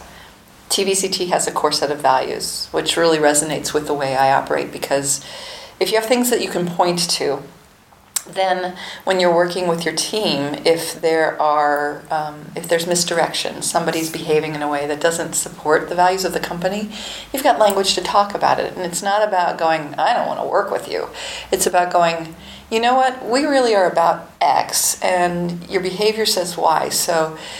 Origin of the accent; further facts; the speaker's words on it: Ohio, United States; moved away as an adult; also born or lived in Kentucky; I was raised in Ohio